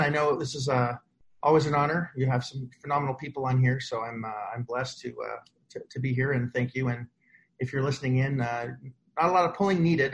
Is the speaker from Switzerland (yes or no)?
no; Canada; now in United States; I'm Canadian